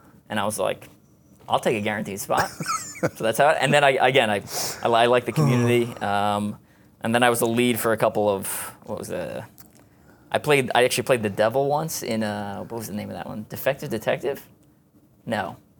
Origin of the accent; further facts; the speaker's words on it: Garden City South, New York, United States; Yeah, so I grew up in Garden City South, Long Island, New York. Suburbs, pretty normal, you know, basic childhood.